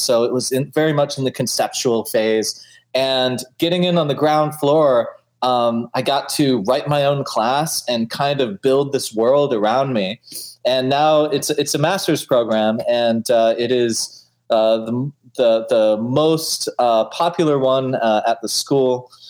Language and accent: English; Alaska, United States; now in United Kingdom; I'm from Alaska originally.